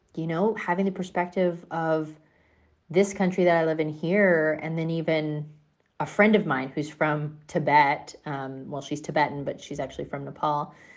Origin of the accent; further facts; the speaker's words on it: United States; as an American, I've certainly grown up in a, a, in a space in an area